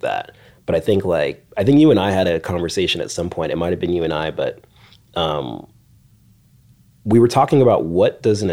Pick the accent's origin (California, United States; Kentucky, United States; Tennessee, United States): California, United States; Orange County; I grew up in Orange County